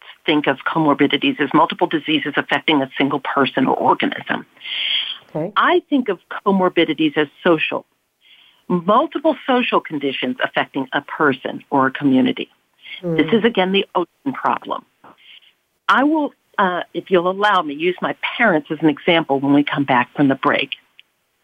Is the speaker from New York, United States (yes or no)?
yes; New York, United States; I live where I grew up in the South Bronx